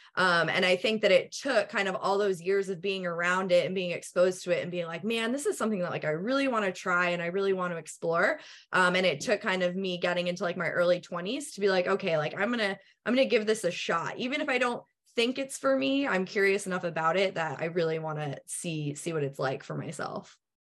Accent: New England, United States; moved away; also born or lived in Pennsylvania; I'm originally from the Northeast, from like New England

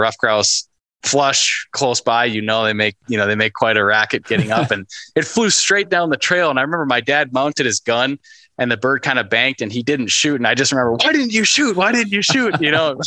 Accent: Northern Minnesota, United States; growing up in Northern Minnesota

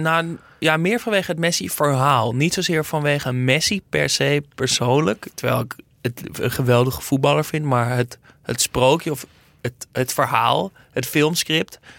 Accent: Netherlands; als Nederlander

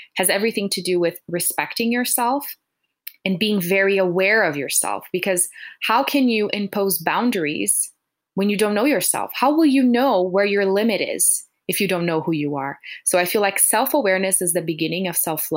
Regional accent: Brazil; I'm from Brazil, so that has been my background

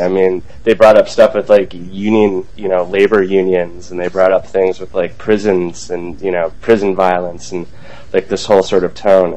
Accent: Green Bay, Wisconsin, United States; I grew up in Green Bay

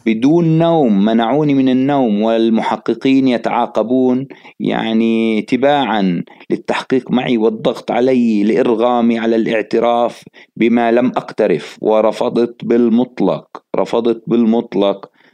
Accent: Jerusalem, Palestine; مدينتي مدينة القدس الحبيبة واللي أنا بعشقها جدا

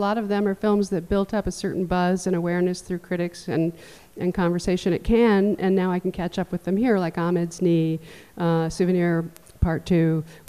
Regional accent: New York, United States; now in Los Angeles, United States; I grew up on the Upper West Side, going to the Thalia and the New Yorker.

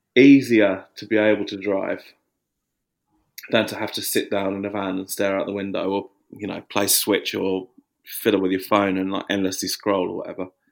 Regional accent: Watford, East of England, United Kingdom; now in Margate, United Kingdom; when I was growing up in Watford

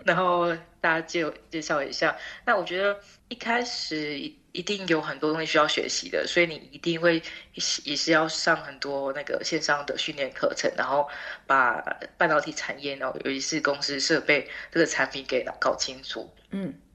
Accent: Taiwan; moved away as an adult; now in Netherlands; 我来自台湾

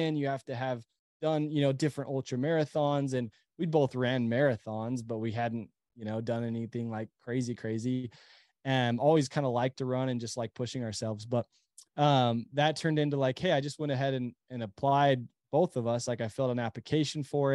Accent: Utah, United States; also born or lived in Temple, Texas; we live in Utah. We're from Utah, but, we were in Texas at the time.

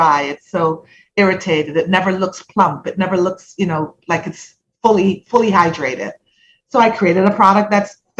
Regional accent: Jamaica; moved away as an adult; now in United States; So I'm Jamaican born. I went all the way through high school in Jamaica

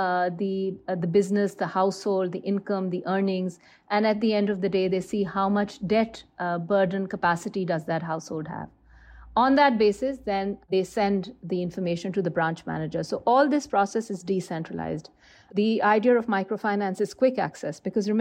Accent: Lahore, Punjab, Pakistan; I am from Lahore

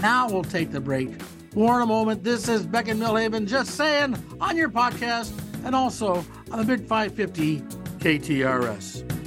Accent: Cleveland, Ohio, United States; as a kid growing up in Cleveland

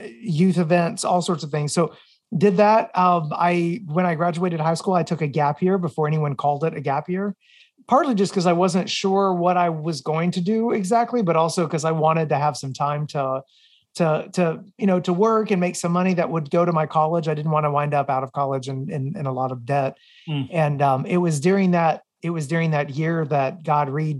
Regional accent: Murfreesboro, Tennessee, United States; I grew up in Middle Tennessee

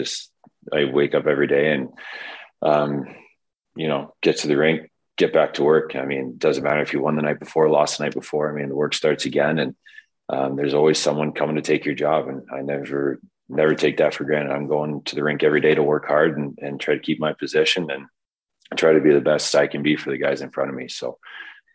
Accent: Caledonia, Ontario, Canada; also born or lived in Stoney Creek, Ontario; I grew up playing AAA in Stony Creek and then moved and played Junior C in Caledonia, my hometown

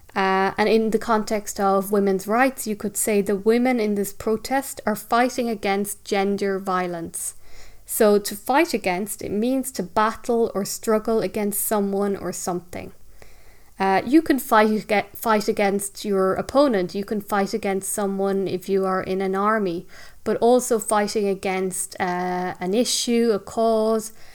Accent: Ireland; living, growing up in Ireland, living on an island

